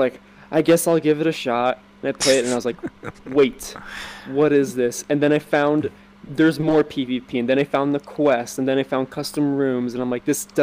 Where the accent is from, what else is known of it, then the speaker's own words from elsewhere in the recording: United States; I'm from America